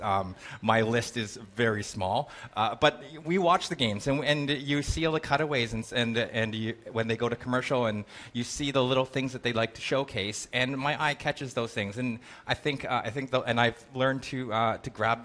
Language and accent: English; Canada; I'm Canadian